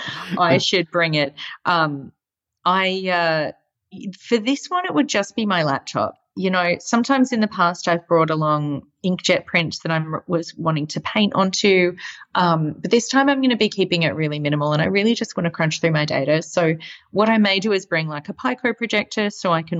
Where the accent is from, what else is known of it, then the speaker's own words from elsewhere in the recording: Australia; moved away; especially as an Australian right now, seeing kind of my home country pretty much on fire